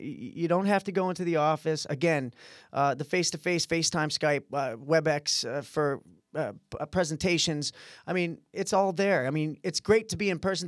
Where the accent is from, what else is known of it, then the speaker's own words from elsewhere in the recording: Midwest, United States; we're all from the Midwest, all from good families